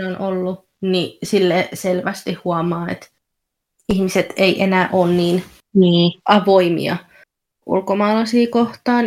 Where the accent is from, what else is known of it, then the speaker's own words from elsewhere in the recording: Finland; now in Essex, United Kingdom; mä oon Suomesta kotoisin